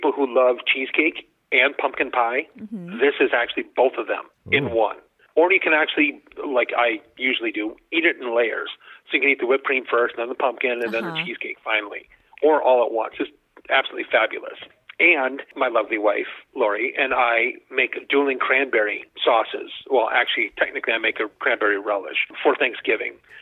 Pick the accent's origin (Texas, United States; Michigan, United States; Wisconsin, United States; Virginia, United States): Wisconsin, United States; Milwaukee; I'm from Milwaukee